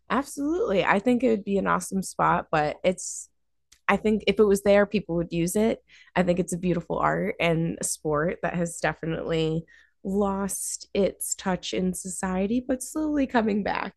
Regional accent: Dalton, Massachusetts, United States; my grandparents adopted me when I was six, um, and I grew up in Dalton

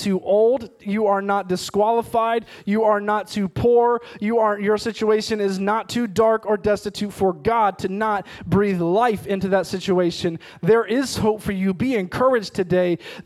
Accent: Ohio, United States; moved away as an adult; also born or lived in Missouri / Oklahoma; we grew up in Ohio, we went to school in Missouri, and we ultimately did ministry for 7 years in Oklahoma

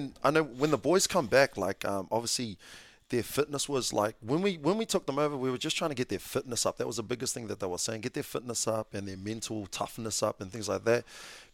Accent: Avondale, Auckland, New Zealand; When I came from Avondale, obviously went to Kelston

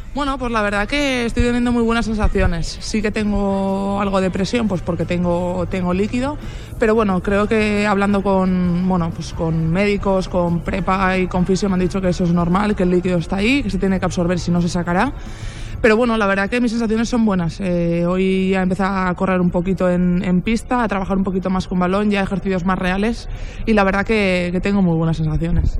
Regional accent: Basque Country, Spain; now in Zaragoza, Spain; soy vasca

